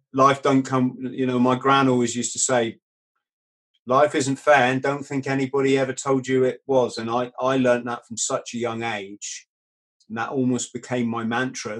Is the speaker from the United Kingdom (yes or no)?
yes; England, United Kingdom; It's this is England. We're British